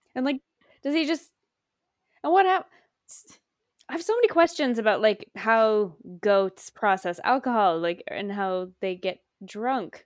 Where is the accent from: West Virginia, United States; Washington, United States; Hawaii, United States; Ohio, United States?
Washington, United States; that's my home state.